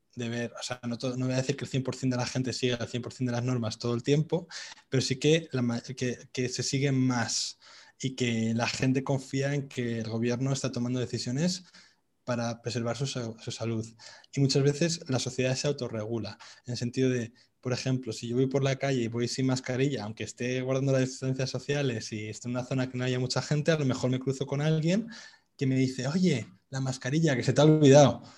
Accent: Madrid, Community of Madrid, Spain; moved away as an adult; also born or lived in England; now in Vietnam; en Madrid, de donde yo soy

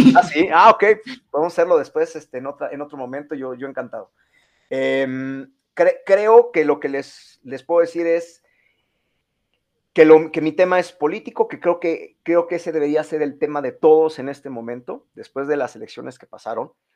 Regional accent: Mexico; nosotros sí somos mexicanos

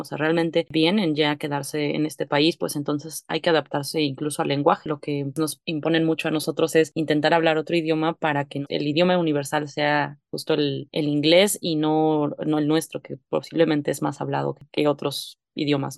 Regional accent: Mexico; nosotros como mexicanos

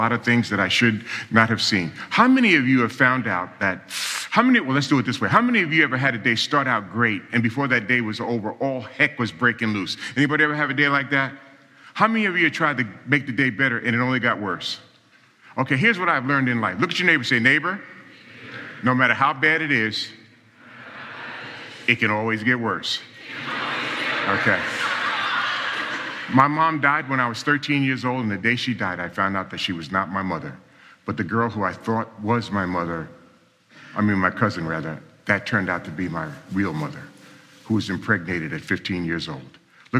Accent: New York City, New York, United States; I was born and raised in New York City, and I grew up in a real dysfunctional family.

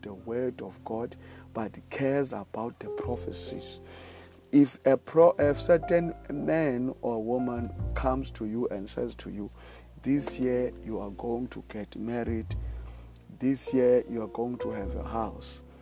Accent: South Africa; I live in South Africa. I'm from South Africa

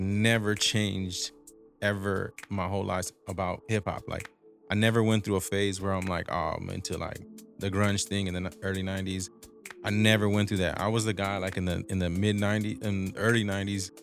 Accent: Rosemead, California, United States; moved away; also born or lived in Boyle Heights, Los Angeles; I was raised in Rosemead in East

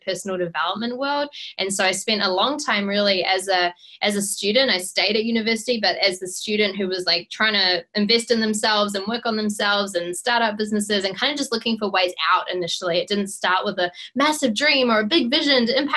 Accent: Auckland, New Zealand; So I grew up in Auckland, New Zealand

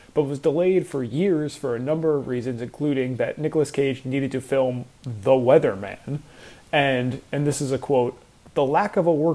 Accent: Long Island, New York, United States; Newsday, which is my hometown newspaper from up in Long Island

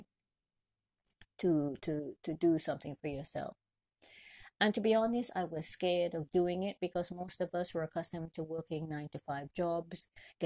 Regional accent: Trinidad & Tobago; I'm originally from Trinidad and Tobago and proud to be Trinidadian from birth

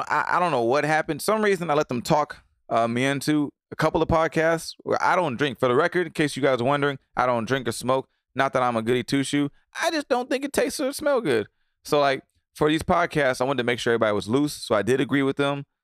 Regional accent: Atlanta, Georgia, United States; Atlanta, son. I'm from.

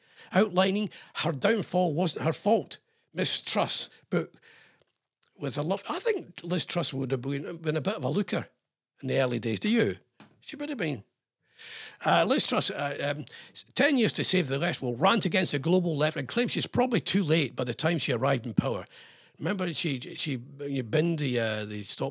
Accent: Scotland, United Kingdom; I'm ex-RAF and I'm Scottish.

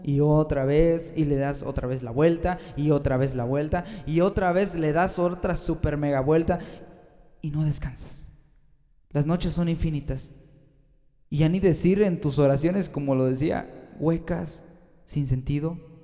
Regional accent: Mexico; also born or lived in Guanajuato, Mexico; aquí fíjate que en México

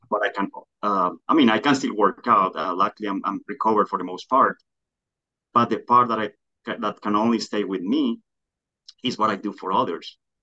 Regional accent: Colombia; moved away; I grew up in Colombia

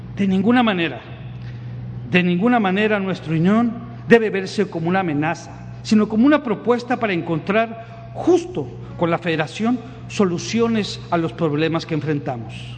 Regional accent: Tamaulipas, Mexico; como somos los tamaulipecos

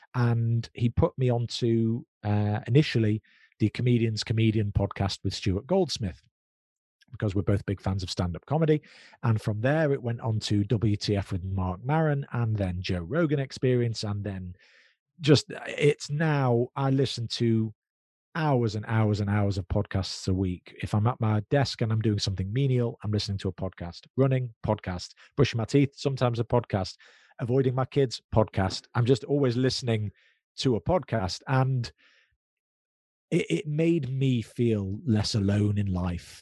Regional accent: United Kingdom; we're British Jews. So we're British, but we're Jews

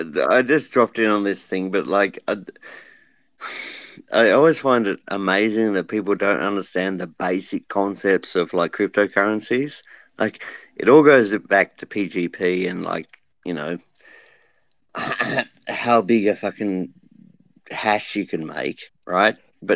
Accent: Australia; I'm from Australia.

